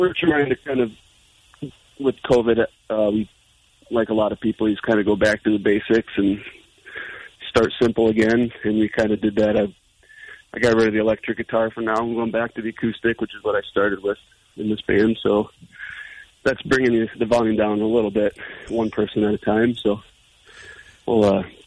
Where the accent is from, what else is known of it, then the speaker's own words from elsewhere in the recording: Chelsea, Michigan, United States; We're all from Chelsea, all grew up together